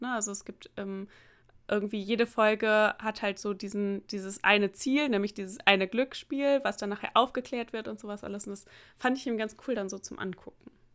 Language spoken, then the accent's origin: German; Germany; moved away; weil meine Heimatstadt ja relativ nah an der holländischen Grenze ist